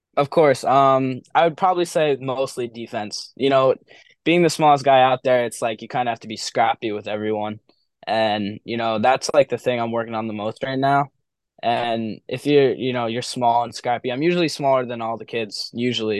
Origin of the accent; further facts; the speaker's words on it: Milford, New Hampshire, United States; Milford is my hometown. It's my public school. It's where I've always grown up